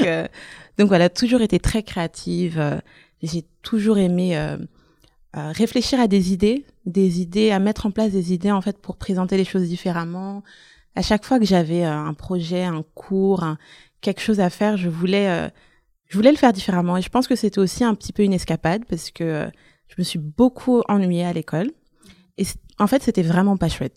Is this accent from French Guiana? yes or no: no; Brussels, Brussels-Capital Region, Belgium; also born or lived in Antwerp / Flanders; j'ai grandi à Bruxelles, dans le nord de Bruxelles.